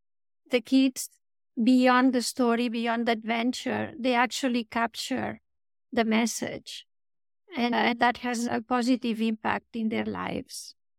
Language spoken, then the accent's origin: English; Spain; I grew up in Spain, and it was very nice in the sense that I had a big family, a lot of cousins